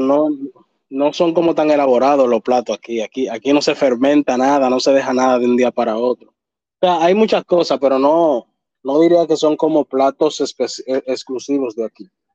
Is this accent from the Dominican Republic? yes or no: yes; Dominican Republic